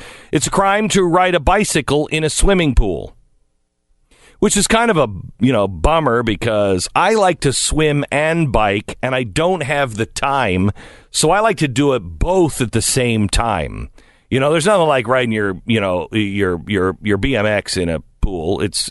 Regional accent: Seattle, Washington, United States; now in Los Angeles, United States; As I grew up in Seattle, Washington, I always wanted to live in California.

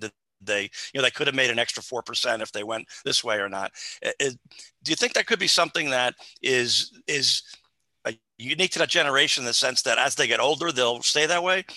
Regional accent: New Jersey, United States; I'm from New Jersey also

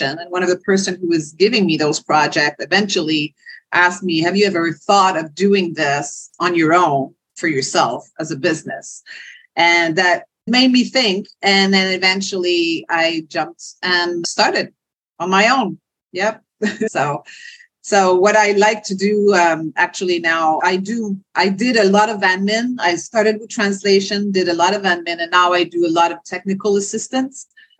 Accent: Quebec, Canada; first language French; English is a second language; born and raised in Quebec, Canada, French speaking to a French family

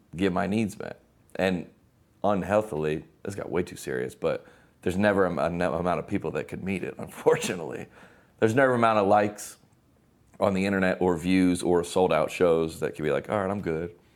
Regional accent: Lilburn, Georgia, United States; now in Nashville, United States; we grew up in Lilburn, Georgia is where it was.

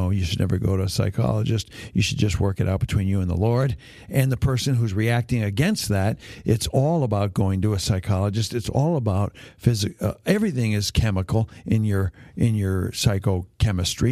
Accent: Hamilton, Ontario, Canada; When I grew up in Hamilton, Ontario, Canada, all my friends' dads were factory workers in steel factories.

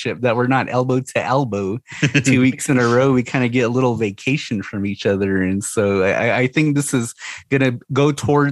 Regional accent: Scottsdale, Arizona, United States; now in Moenkopi, United States; I'm originally from Scottsdale

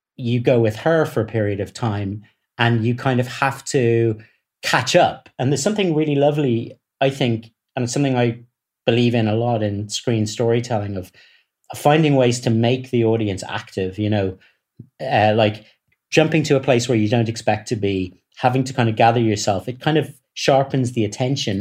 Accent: Dublin, Leinster, Ireland; I come from Dublin

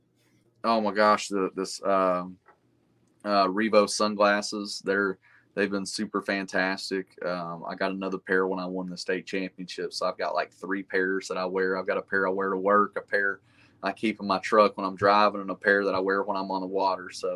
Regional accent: Chattanooga area, Tennessee, United States; in what is essentially my hometown

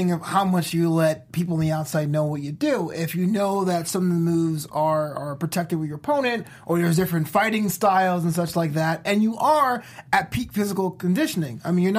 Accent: New York, United States; I grew up in New York, so the World Wrestling Federation was my local federation.

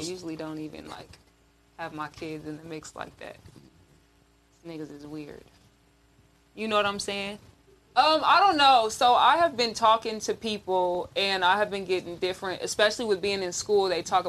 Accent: Camden, Arkansas, United States; born there; No, I was raised out here, but I was born in Arkansas. That's where my family is from. Arkansas.

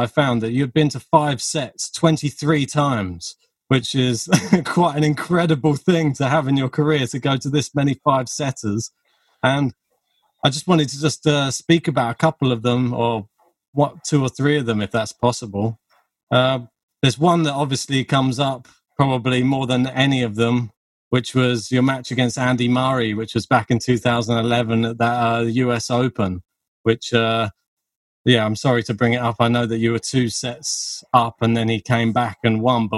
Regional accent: United Kingdom; being British

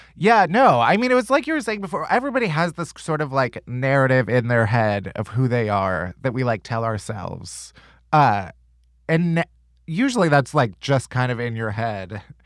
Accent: Midwest, United States; I'm also from the Midwest

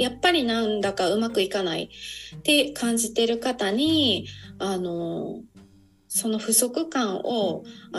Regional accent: Osaka, Japan; 私の地元、本当にすごい田舎の方なので

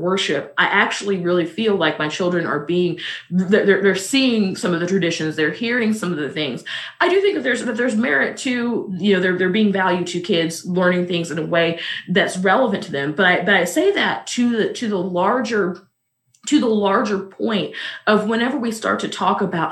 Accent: Missouri, United States; I'm also from Missouri

